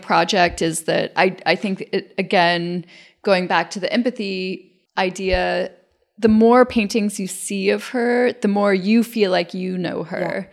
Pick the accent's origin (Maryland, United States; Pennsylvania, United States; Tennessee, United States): Tennessee, United States; moved away as an adult; also born or lived in Athens, Georgia / New York; now in Brooklyn, United States; I grew up in Tennessee in a place with, you know, no real knowledge